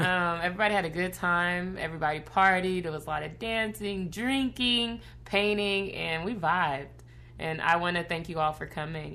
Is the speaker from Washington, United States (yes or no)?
yes; Federal Way, Washington, United States; also born or lived in Lacey, Washington; Growing up in Washington, it was challenging